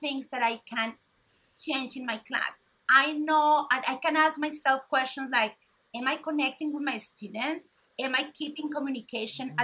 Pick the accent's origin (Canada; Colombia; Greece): Colombia; moved away as an adult; also born or lived in Jacksonville, Florida; now in Florida, United States; I am from Colombia, and I was raised, and I went to college, I went to law school in Colombia